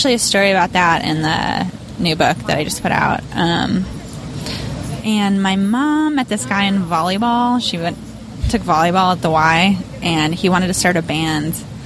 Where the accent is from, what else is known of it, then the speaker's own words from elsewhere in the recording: Chicago, Illinois, United States; moved away as an adult; also born or lived in San Francisco; now in New York, United States; I grew up in Chicago